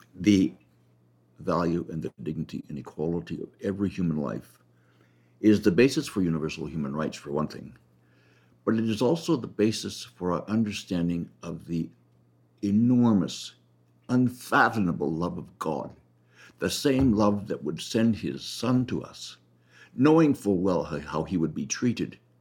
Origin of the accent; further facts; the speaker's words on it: Canada; I'm a Canadian. Keep in mind that my country pays for every abortion